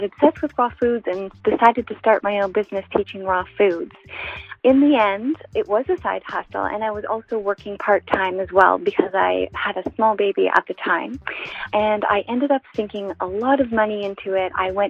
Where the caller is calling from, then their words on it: Canada; I'm calling from Canada.